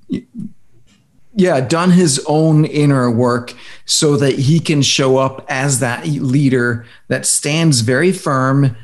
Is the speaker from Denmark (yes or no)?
yes; Denmark; now in United States; I come from Denmark